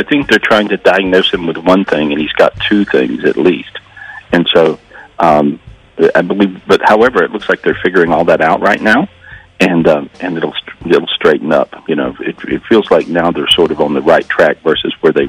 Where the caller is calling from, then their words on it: North Carolina, United States; Today, still North Carolina.